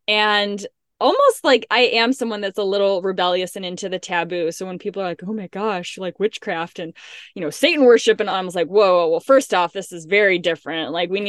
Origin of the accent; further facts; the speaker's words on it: Illinois, United States; I grew up in the Midwest in a suburb of Chicago